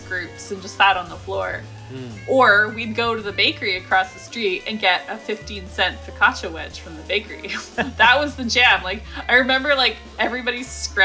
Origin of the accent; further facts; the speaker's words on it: Canada; growing up in Canada